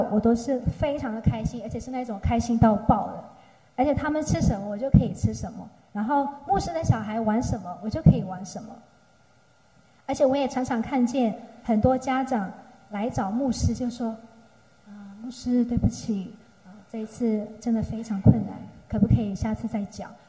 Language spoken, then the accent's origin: Chinese; Myanmar; now in Taiwan; 然后我是来自缅甸